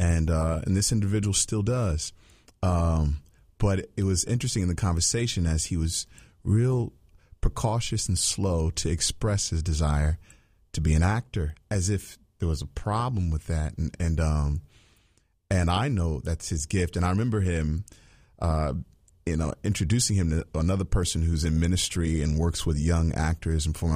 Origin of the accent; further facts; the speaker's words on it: Virginia, United States; me growing up in Virginia